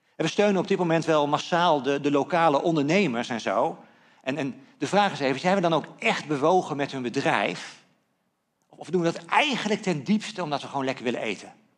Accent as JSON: {"language": "Dutch", "country": "Netherlands", "said": "als Nederlanders"}